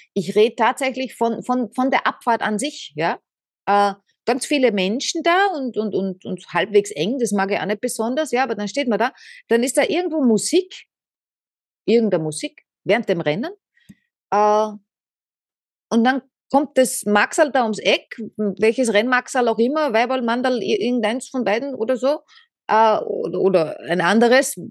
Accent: Vienna, Austria; Ich bin äh, Wienerin

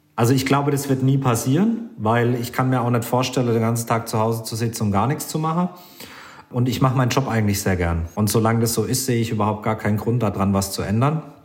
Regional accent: Germany; bei uns in Deutschland

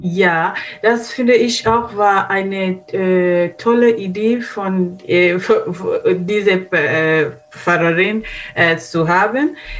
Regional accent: Tanzania; German is a second language; moved away as an adult; now in Germany; woher kommen wir, kommen wir aus Tansania

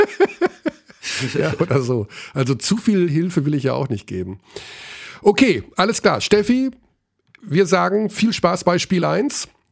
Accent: Germany; ich bin natürlich gerne Deutscher, also ich bin ja meine Heimat, ich bin Deutsch

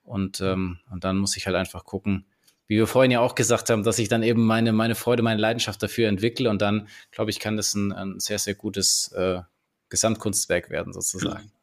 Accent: Swabia, Germany; jetzt komme ich hier so aus dem Schwäbischen

